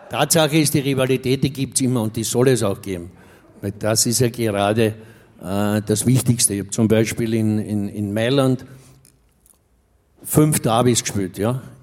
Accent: Vienna, Austria; Austria Rapid, das ist mein Derby in meiner Heimat.

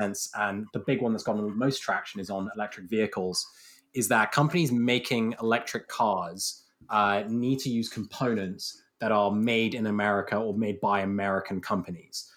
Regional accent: United Kingdom; as a Brit

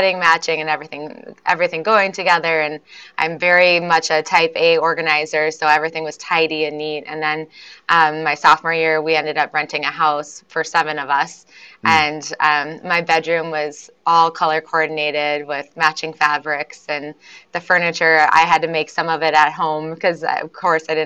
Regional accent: Minnesota, United States; also born or lived in Houston, Texas; I was actually born in Houston, Texas. My mom was in residency, and so I lived there for about 7 years. But my parents were originally from Minnesota. So once she was done with school, she moved back to Minnesota, and I spent the rest of my childhood here in the cold north.

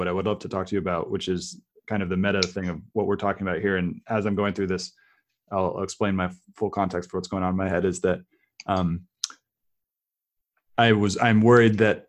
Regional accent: Silicon Valley, California, United States; moved away as an adult; also born or lived in tropical countries; now in San Francisco, United States; I grew up in Silicon Valley, even though I'm not technical, I grew up with it all around me.

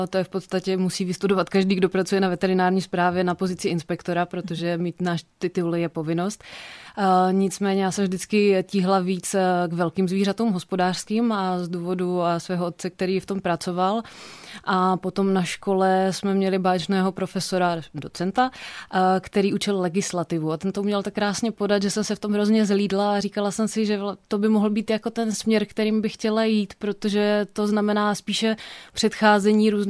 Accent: Opava, Moravian-Silesian Region, Czechia; now in Olomouc, Czech Republic; pocházím původně z Opavy.

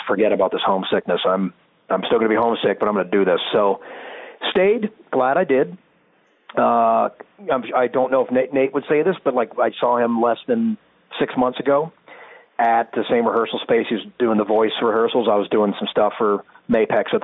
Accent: Sacramento, California, United States; moved away as an adult; also born or lived in Boston; I grew up in Sacramento

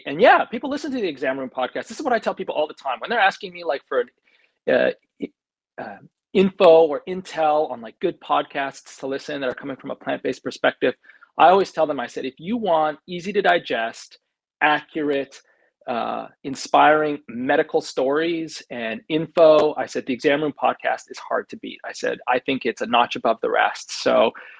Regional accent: Canada; growing up in Canada

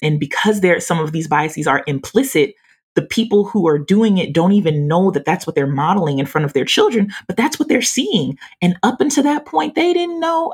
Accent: Louisiana, United States; accent: southern country drawl; now in Texas, United States; I'm from Louisiana and I'm currently in Texas.

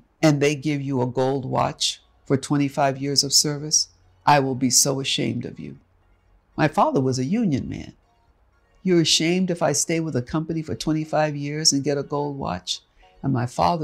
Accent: New York City, New York, United States; moved away as an adult; also born or lived in Texas / Oklahoma; now in Los Angeles, United States; New York, my hometown. I'm from Harlem

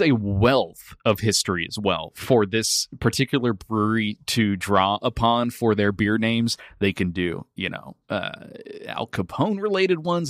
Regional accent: Northern California, United States; I'm from Northern California, so I say Yosemite

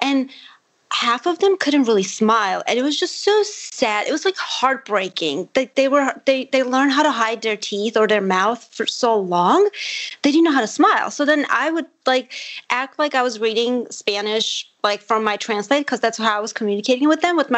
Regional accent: Armenia; first language Armenian; English is a second language; I'm Armenian. So my first language is Armenian.

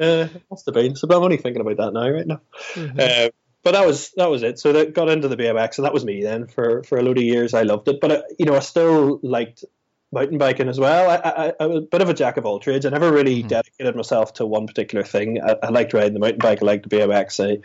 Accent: Newtownards, Northern Ireland, United Kingdom; I grew up mostly in Newton Ards, and Bangor was about 6 or 7 miles across the way.

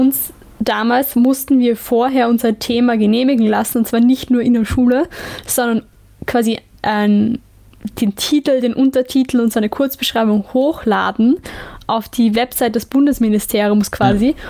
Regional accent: Lower Austria, Austria; ich bin ja situationselastisch, was mein Heimatbundesland ja. angeht, aber man kann nicht sagen, dass das wirklich Niederösterreich ist, wenn ich 15 Minuten ja. zu Fuß gehe. Aber es ist Niederösterreich, also darüber diskutieren wir nicht. Ich bin mhm. Niederösterreicherin.

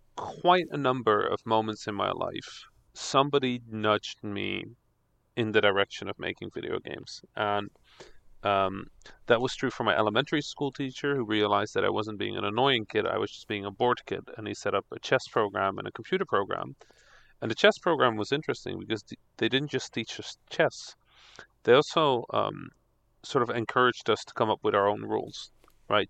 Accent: Netherlands; English is a second language; also born or lived in Egypt; I am Dutch Egyptian, so yes. I didn't speak English

